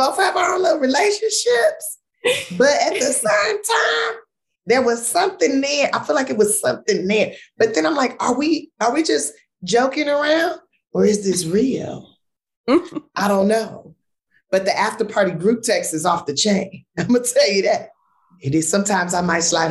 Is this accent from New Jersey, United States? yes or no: no; Los Angeles, California, United States; I grew up in South Central